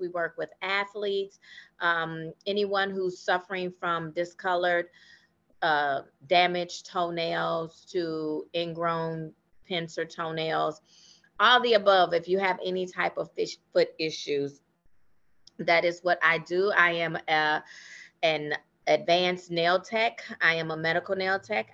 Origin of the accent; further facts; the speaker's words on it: Chicago, Illinois, United States; moved away as an adult; now in McKinney, United States; I'm actually from Chicago, and that is actually where I started my nail care career